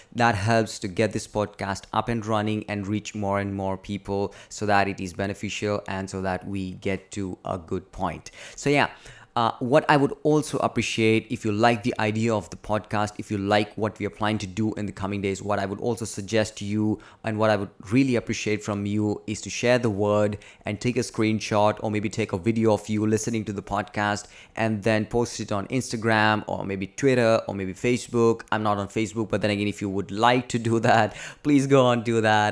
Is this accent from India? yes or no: yes; India; I'm from India